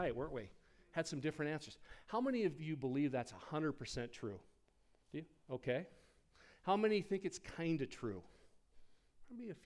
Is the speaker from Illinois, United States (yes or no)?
no; Rapid City, South Dakota, United States; We lived in the Rapid City, South Dakota, the Black Hills. That's my hometown